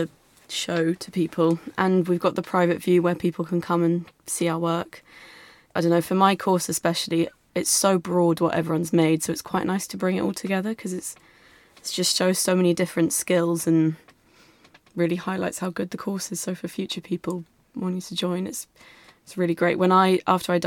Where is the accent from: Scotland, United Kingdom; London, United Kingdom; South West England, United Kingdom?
South West England, United Kingdom; Salisbury; moved away as an adult; also born or lived in Perth, Australia; now in Brighton, United Kingdom; I'm from Salisbury, but my family live in Perth, Australia